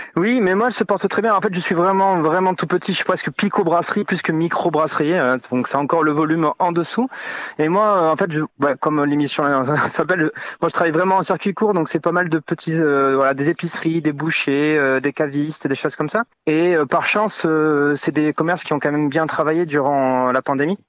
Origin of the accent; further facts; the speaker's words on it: Landes, Nouvelle-Aquitaine, France; moved away as an adult; also born or lived in Paris / South America; now in Vielle-Soubiran, France; j'ai quitté les Landes pour travailler un petit peu à Paris